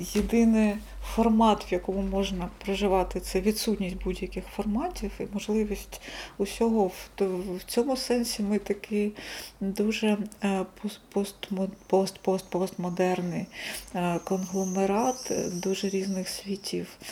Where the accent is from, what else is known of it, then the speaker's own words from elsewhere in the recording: Kharkiv, Kharkiv Oblast, Ukraine; Харків це не просто місто, де я народилася